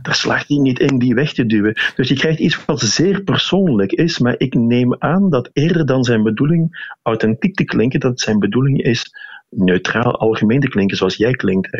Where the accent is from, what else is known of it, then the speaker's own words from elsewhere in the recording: Limburg, Flanders, Belgium; accent: Limburgish; je hoort in mijn Nederlands dat ik uit het oosten van het land afkomstig ben, dus dat ik een Limburger ben